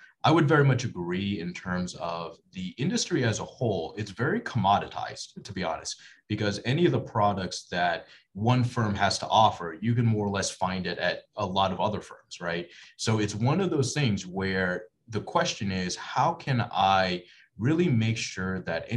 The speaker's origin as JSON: {"language": "English", "town": "Bradenton", "region": "Florida", "country": "United States", "tie": "born or raised there", "moved": "as an adult", "lives_now": "St. Louis, United States", "said": "I grew up in Florida"}